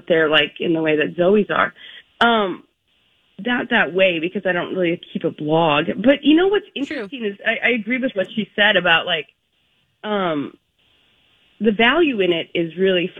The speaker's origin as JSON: {"language": "English", "town": "Park Rapids", "region": "Minnesota", "country": "United States", "tie": "born or raised there", "said": "it's how I grew up, honestly, you know, I'm from Park Rapids"}